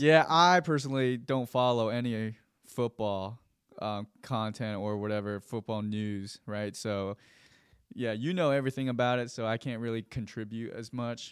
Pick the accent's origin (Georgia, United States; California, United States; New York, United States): Georgia, United States; Gwinnett County / Fulton County; I was at Creekland Middle School, that's in Gwinnett County.